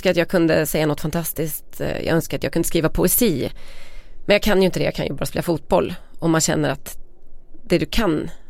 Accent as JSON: {"language": "Swedish", "area": "Västergötland", "region": "Västra Götaland", "country": "Sweden", "said": "Vi är ändå från Västergötland."}